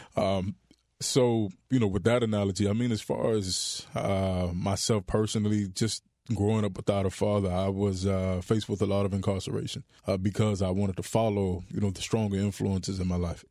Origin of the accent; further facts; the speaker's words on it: Miami, Florida, United States; Born and raised in Miami, Florida.